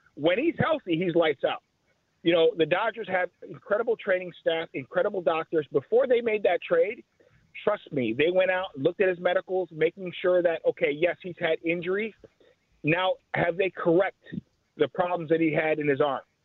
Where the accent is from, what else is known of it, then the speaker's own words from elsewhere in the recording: Chicago, Illinois, United States; I grew up in Chicago